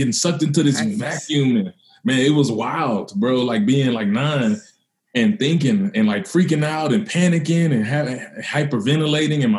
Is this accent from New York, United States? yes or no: no; Mississippi, United States; I grew up in Mississippi.